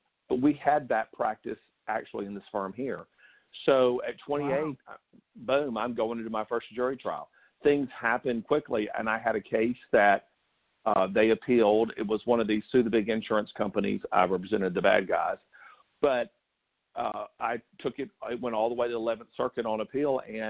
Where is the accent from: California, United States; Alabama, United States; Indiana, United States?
Alabama, United States; Dothan; I grew up – we moved around a lot, but mainly in a town called Dothan, Alabama, which is in the southeast center of Alabama.